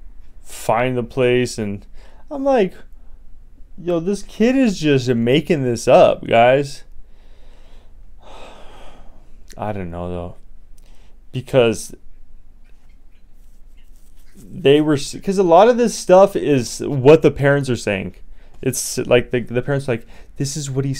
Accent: Colorado, United States; now in Las Vegas, United States; I come from Hippieville, USA, Colorado

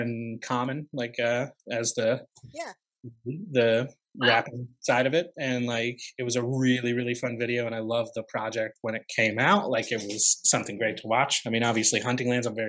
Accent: Upstate New York, United States; born or raised there

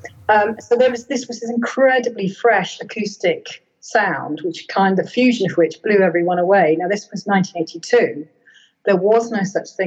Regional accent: United Kingdom; they listed me as being from Britain. You know, they were totally up for recognizing me as a British artist and a product of my roots in Britain

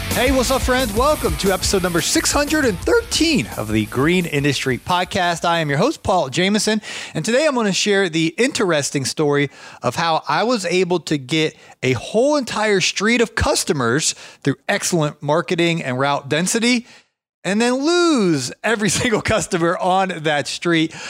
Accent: Ohio, United States; moved away; I was from Ohio

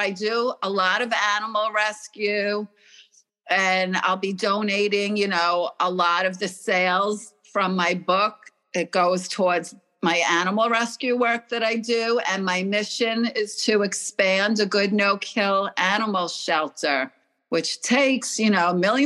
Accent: Oceanside, New York, United States; also born or lived in Stamford, Connecticut; I grew up in Oceanside, New York, but I was actually born in Connecticut, in Stamford, Connecticut

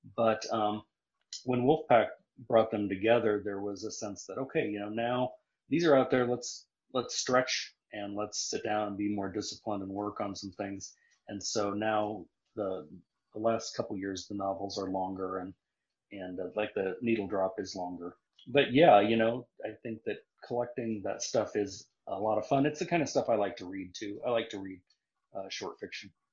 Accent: Nebraska, United States; also born or lived in South Carolina; now in Missouri, United States; I grew up in Nebraska

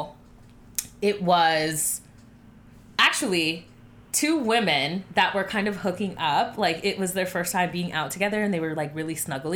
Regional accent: Miami, Florida, United States; now in Atlanta, United States; I'm from Miami

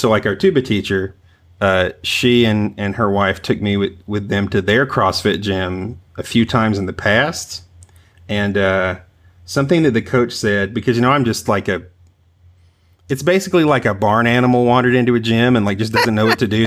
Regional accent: the South, United States; also born or lived in Long Island; now in Tennessee, United States; I'm originally from the South

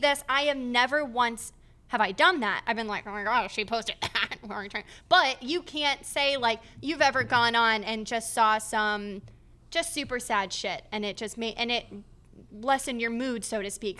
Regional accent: Scranton, Pennsylvania, United States; moved away; no one really ventures out from my hometown

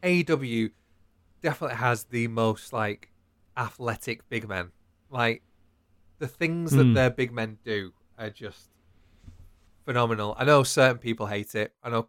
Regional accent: United Kingdom; We're British and we bloody love draws.

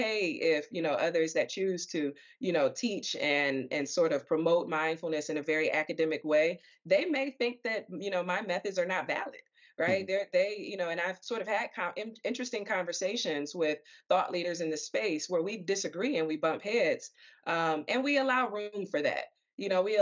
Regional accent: Detroit, Michigan, United States; I'm from Detroit

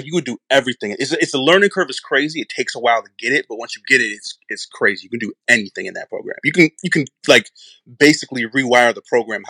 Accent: Madison, Wisconsin, United States; Madison, Wisconsin, originally.

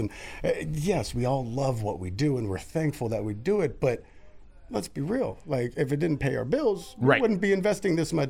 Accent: Redwood City, California, United States; moved away as an adult; now in San Jose, United States

